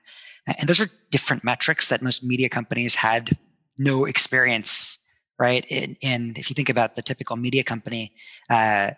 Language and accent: English; New Jersey, United States; also born or lived in India; I grew up in India, or I was born in India, but I grew up mostly in New Jersey.